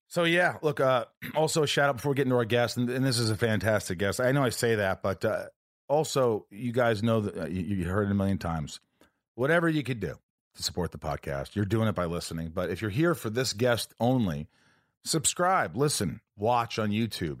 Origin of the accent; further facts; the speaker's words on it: Indiana, United States; now in California, United States; I grew up in Indiana